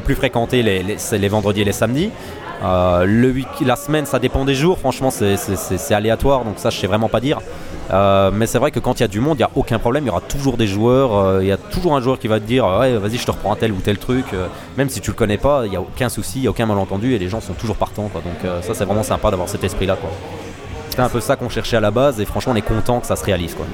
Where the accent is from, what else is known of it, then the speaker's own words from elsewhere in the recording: Messancy, Wallonia, Belgium; je suis de Messancy